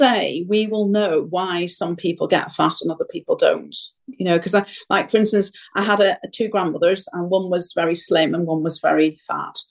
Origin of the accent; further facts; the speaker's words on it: Ireland; I come from Ireland